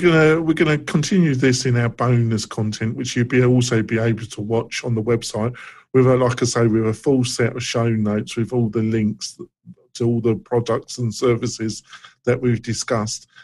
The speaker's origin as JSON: {"language": "English", "region": "England", "country": "United Kingdom", "moved": "yes", "said": "I come from England"}